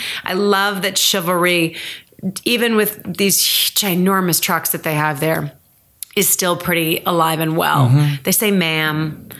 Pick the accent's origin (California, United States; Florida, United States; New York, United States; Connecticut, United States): Connecticut, United States; Like, we came from Connecticut and everybody, like, Connecticut is East Coast.